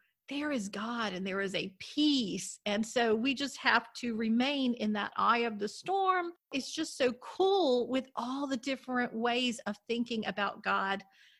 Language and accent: English; Destin, Florida, United States; I grew up in Destin, Florida, so we were right on the Gulf and everything